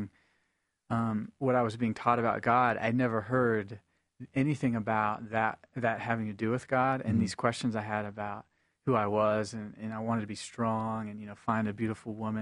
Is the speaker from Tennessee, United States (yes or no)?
yes; Nashville, Tennessee, United States; I grew up in Tennessee, which is the heart of the Bible Belt in Nashville